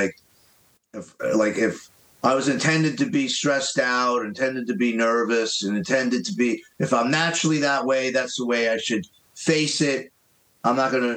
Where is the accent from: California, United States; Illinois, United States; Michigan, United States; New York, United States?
New York, United States; New York City; growing up in Queens, there was a big pressure. I grew up in an Irish Italian neighborhood